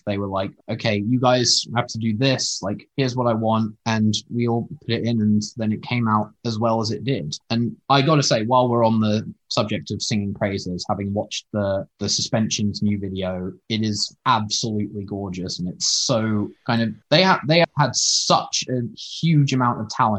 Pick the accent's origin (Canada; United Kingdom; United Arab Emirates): United Kingdom; Oxford, South East England; I'm from Oxford, which also has six a cappella groups